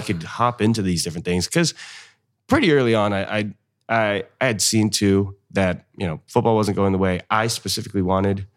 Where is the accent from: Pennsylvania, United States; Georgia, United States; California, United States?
California, United States; North Highlands; moved away as an adult; now in Fresno, United States; I'm originally from North Highlands, so that's, uh, the northern part of Sacramento